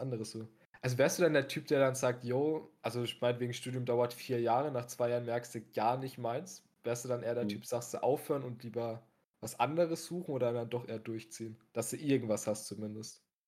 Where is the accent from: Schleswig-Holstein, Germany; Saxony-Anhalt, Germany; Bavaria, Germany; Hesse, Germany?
Bavaria, Germany; Coburg; in meiner, in meiner Heimatstadt, im guten äh, Coburg